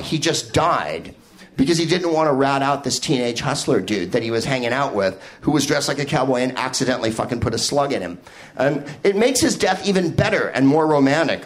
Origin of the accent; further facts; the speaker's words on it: California, United States; also born or lived in North London; I'm from California where it hasn't rained in about five years.